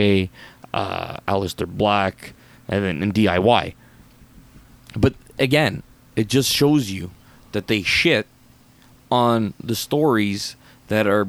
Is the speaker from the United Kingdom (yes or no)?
no; Canada; I'm not American. I'm Canadian